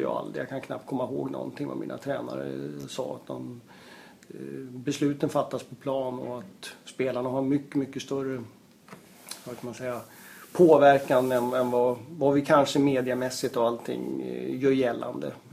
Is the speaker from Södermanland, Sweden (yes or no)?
no; Uppsala, Uppsala County, Sweden; moved away; jag är, är ursprungligen från Uppsala. Så att det är eh, där jag växte upp